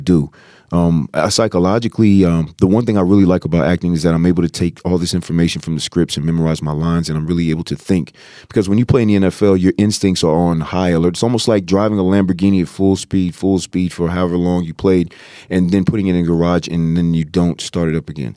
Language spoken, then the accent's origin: English; Virginia, United States; moved away as an adult; now in Los Angeles, United States; I'm an East Coast guy, I'm from Virginia